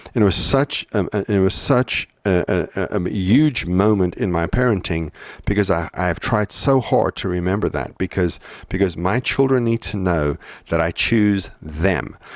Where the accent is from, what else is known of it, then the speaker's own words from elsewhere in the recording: South Africa; moved away; growing up in South Africa